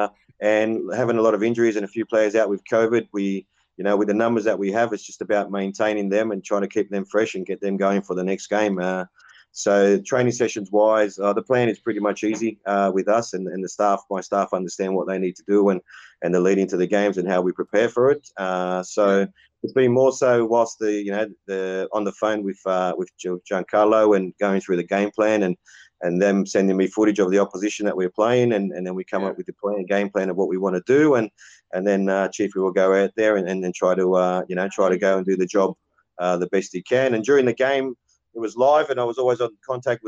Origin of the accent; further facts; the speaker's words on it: Cabramatta, New South Wales, Australia; where I grew up in Cabramatta